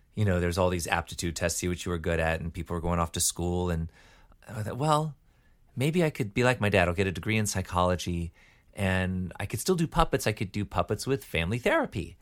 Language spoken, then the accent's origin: English; Decatur, Georgia, United States; also born or lived in Michigan; grew up in Decatur, Georgia.